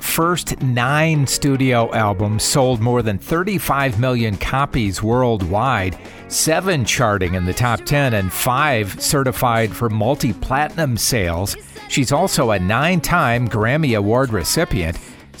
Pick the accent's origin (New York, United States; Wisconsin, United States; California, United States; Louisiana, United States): Wisconsin, United States; moved away; I'm from Wisconsin originally